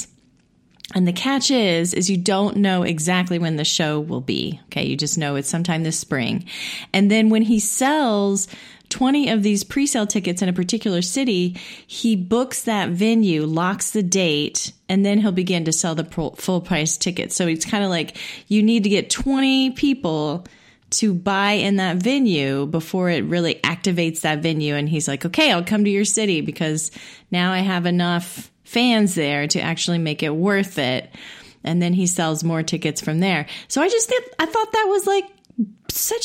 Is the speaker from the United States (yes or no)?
yes; Indiana, United States; moved away; also born or lived in Illinois / Chicago; Indiana, of course, my hometown